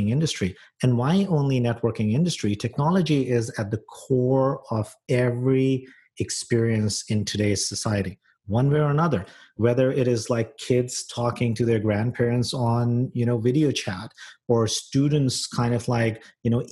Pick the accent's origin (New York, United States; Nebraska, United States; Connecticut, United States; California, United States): California, United States; San Francisco; moved away as an adult; now in Toronto, Canada; I'm a San Franciscan. That's my hometown.